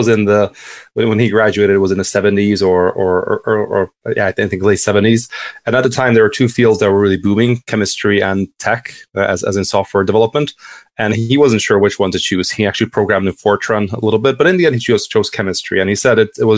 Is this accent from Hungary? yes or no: yes; Hungary; moved away as an adult; also born or lived in Kansas, United States / Edinburgh, United Kingdom / London, United Kingdom; now in Amsterdam, Netherlands; I'm originally from Hungary, so quite a bit away.